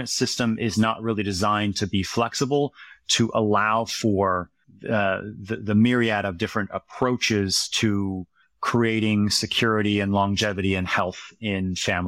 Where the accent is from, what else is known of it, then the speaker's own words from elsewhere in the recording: Harlan, Iowa, United States; I grew up in a small town called Harlan, Iowa. It's in the southwest part of the state. It's about an hour east of Omaha, Nebraska.